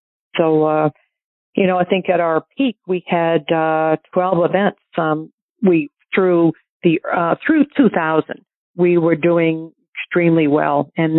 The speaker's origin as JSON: {"language": "English", "town": "Portsmouth", "region": "New Hampshire", "country": "United States", "tie": "born or raised there", "said": "growing up in New Hampshire, I played at Portsmouth Country Club, which was on the water"}